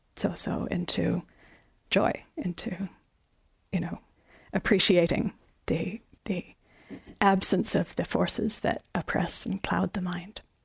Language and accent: English; Canada; as a Canadian